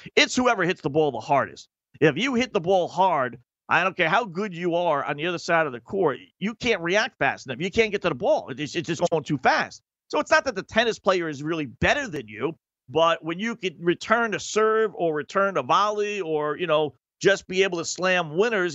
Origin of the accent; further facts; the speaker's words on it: New York City, New York, United States; as a New Yorker